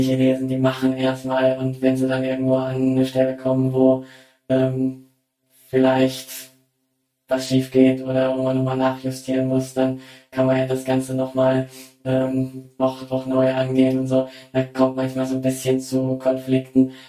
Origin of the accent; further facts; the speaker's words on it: Germany; moved away as an adult; now in China; ich bin ja als, äh, Deutsche